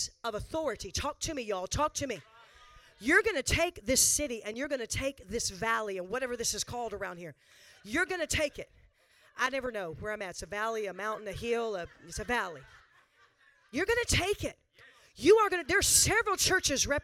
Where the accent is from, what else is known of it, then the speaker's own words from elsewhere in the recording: the South, United States; Born and raised Southern. Not quite as south as Texas, but Southern